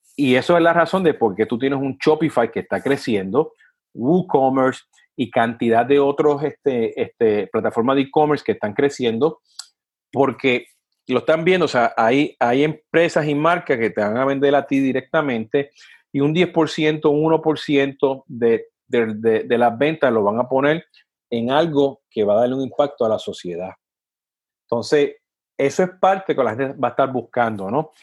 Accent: Puerto Rico; de donde vengo yo, de Puerto Rico

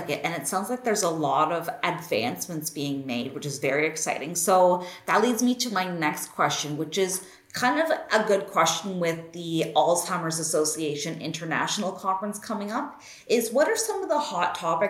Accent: Canada; I'm from Canada

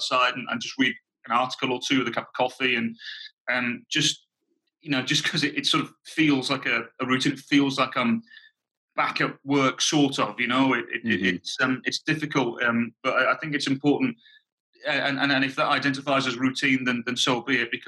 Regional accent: England, United Kingdom; moved away; as an Englishman abroad

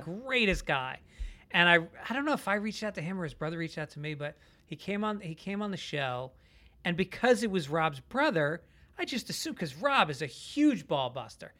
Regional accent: Tarrytown, New York, United States; born or raised there; moved away as an adult; also born or lived in Bronx, New York / Boston; now in Los Angeles, United States

